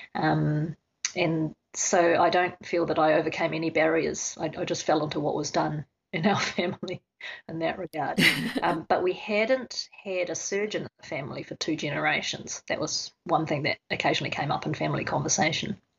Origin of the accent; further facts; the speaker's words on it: New Zealand; now in Australia; I grew up in New Zealand, and so my father is a paediatrician of some renown.